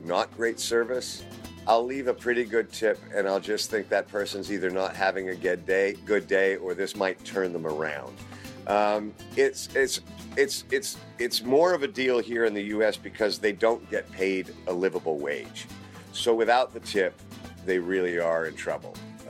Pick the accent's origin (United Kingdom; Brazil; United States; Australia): United Kingdom; Well, I'm British, so I'm going to have to say Speedo.